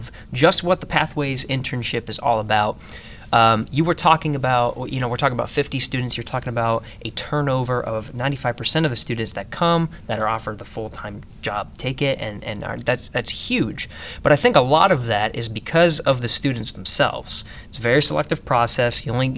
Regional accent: Pennsylvania, United States; moved away as an adult; now in Houston, United States; I came from Pennsylvania, so I had to leave a lot behind.

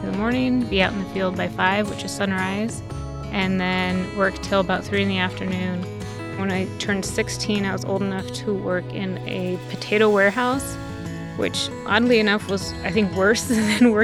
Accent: Warden, Washington, United States; I was born and raised here in the United States

